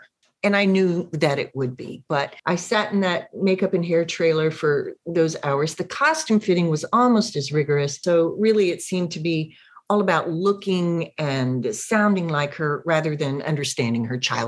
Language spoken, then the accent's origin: English; Central Florida, United States; also born or lived in Massachusetts; I grew up in Central Florida. I was 6 weeks old. I was born in Massachusetts, but my mom went home to have a baby. But I did grow up in Florida, and that's very much part of my blood.